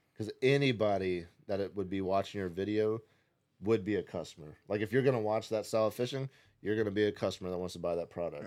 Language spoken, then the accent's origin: English; Nashville, Tennessee, United States; moved away; growing up in Nashville